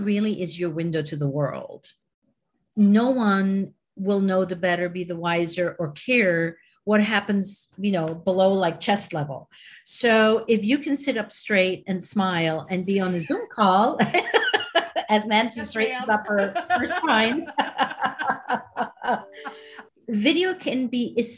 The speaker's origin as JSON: {"language": "English", "country": "Switzerland", "moved": "yes", "lives_now": "New York, United States", "said": "I'm originally from Switzerland"}